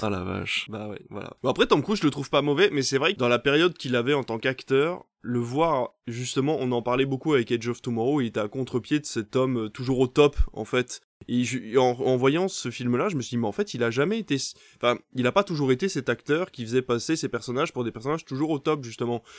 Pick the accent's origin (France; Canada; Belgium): Belgium; je viens de Belgique, donc Tintin c'est euh, voilà, c'est c'est presque t'en bouffe au petit déjeuner dès les premières années